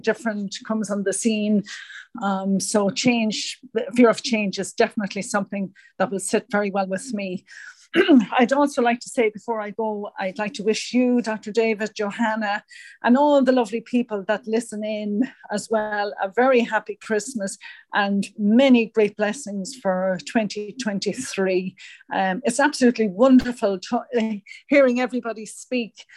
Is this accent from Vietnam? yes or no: no; Ireland; moved away as an adult; also born or lived in United States; when I moved home from America, I found it very, very difficult um, to settle back in Ireland again